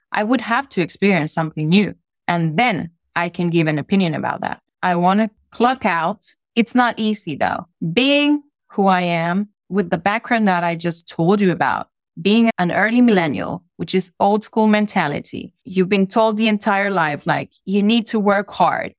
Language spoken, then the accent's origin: English; Honduras; English is a second language; moved away as an adult; I was brought up there lived there my entire childhood, even my teenage years as an adolescent as well. And then I stayed there for up to my mid 20s, which is when I left